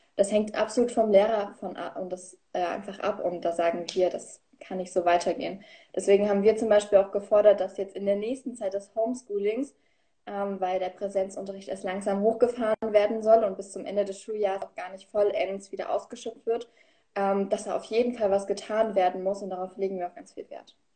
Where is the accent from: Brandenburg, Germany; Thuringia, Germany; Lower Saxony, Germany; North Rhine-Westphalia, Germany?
Thuringia, Germany; Königsee; ich komme aus Thüringen, safia Ruderstadt, der Landkreis, also irgend so ein kleines Dörfchen, was eh keinem was sagt. Und bin ich geboren, aufgewachsen und lebe immer